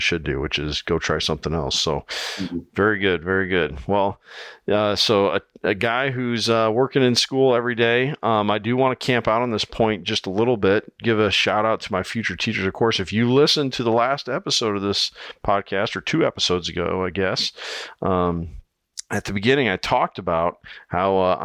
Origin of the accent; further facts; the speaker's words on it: Iowa, United States; here in my home state of Iowa